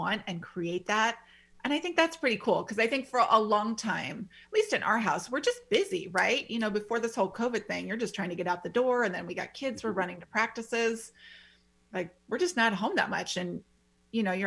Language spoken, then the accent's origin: English; Midwest, United States; moved away; I grew up in the Midwest and they're all about the screened-in porches.